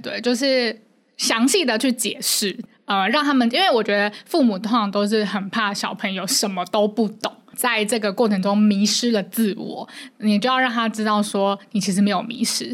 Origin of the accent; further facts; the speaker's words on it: Taipei, Taiwan; 我是台北人，所以我在，我是不用负担房租的